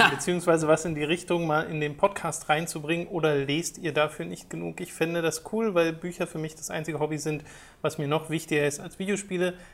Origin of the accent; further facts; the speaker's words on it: Austria; Als Österreicher würde mich